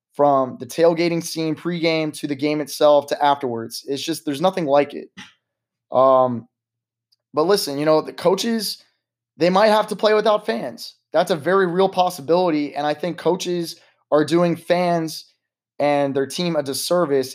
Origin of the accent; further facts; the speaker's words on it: United States; as an American society